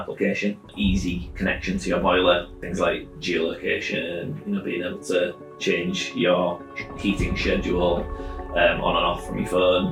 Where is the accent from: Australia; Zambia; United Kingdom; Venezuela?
United Kingdom; Whitby, Yorkshire and the Humber; moved away as an adult; now in Hull, United Kingdom; I grew up in Whitby. I came to Hull 2006 to go to university, studied physics. I graduated in 2009 and just stayed here after